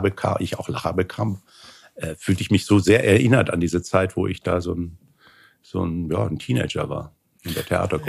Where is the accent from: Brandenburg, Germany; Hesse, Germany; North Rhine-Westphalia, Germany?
Hesse, Germany; Hanau; in Hanau, wo ich herkomme, in der Nähe von Frankfurt, im Hessischen